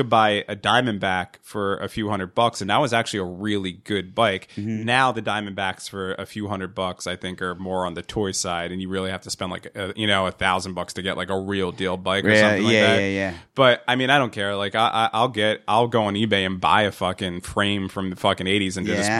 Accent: New Jersey, United States; Now, we've, how many hundreds of children do we know that grew up in our area that we grew up in Central Jersey?

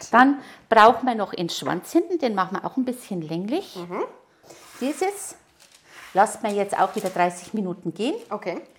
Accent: Neumarkt, Bavaria, Germany; now in Ingolstadt, Germany; Ich komme aus Neumarkt, ja.

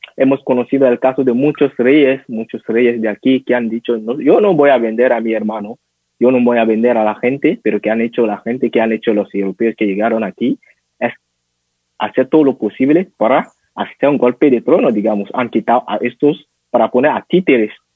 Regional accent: Benin; Spanish is a second language; yo ahora estoy en Benin, nací aquí, en una pequeña ciudad que se llama Gaza.

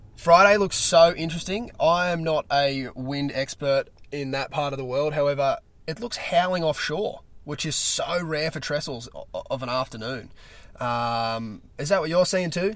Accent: Australia; as an Australian surf fan

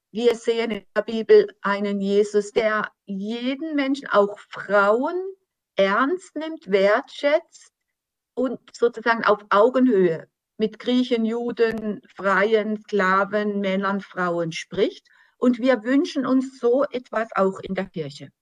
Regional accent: Germany; für uns als Deutsche

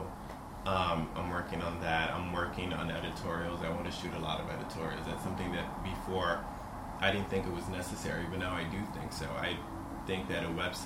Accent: New York City, New York, United States; growing up in Washington Heights, single parent

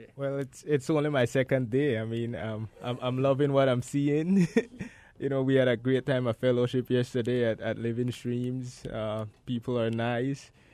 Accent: Gales Point, Belize District, Belize; I grew up in Gales Point.

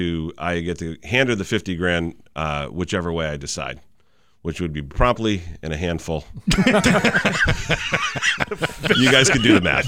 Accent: Springfield, Massachusetts, United States; MGM Casino in my hometown. So, you know, if you like gambling with your life, come on down and downtown Springfield.

